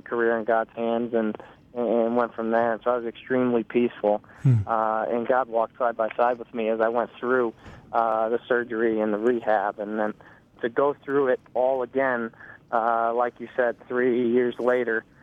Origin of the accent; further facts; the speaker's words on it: St. Louis, Missouri, United States; I grew up in St. Louis, where soccer's always been a, a big sport